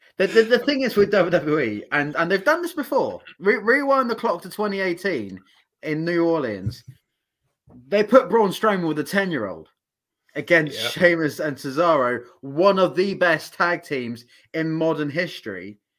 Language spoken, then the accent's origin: English; United Kingdom; I mean, we're British people. we can sleep.